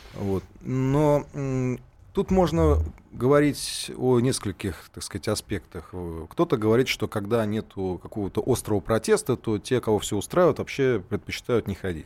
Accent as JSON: {"language": "Russian", "region": "Saint Petersburg", "country": "Russia", "said": "как петербуржец"}